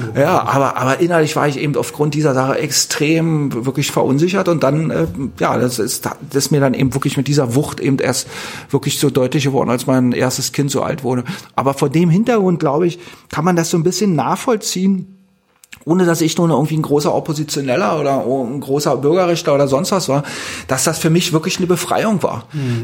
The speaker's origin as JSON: {"language": "German", "region": "East Germany", "country": "Germany", "tie": "born or raised there"}